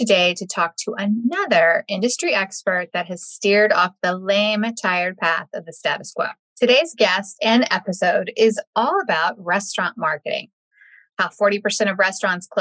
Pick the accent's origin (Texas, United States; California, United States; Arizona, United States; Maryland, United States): Texas, United States; I'm from Texas